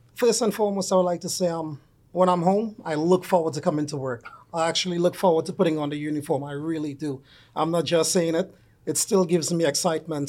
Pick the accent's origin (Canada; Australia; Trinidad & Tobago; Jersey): Trinidad & Tobago; moved away; I'm originally from Trinidad and Tobago